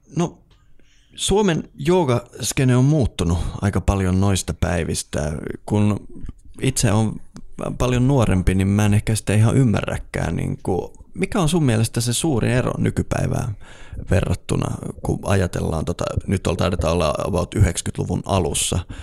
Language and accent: Finnish; Eastern Lapland, Finland; moved away; mä oon itse kotoisin tuolta Itä-Lapista